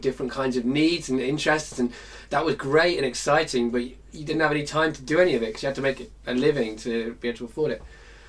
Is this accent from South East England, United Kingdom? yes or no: no; Lancaster, North West England, United Kingdom; now in London, United Kingdom; I came from Lancaster, which is, I guess, like the Midwest. It's the it's in the north. It's a small town.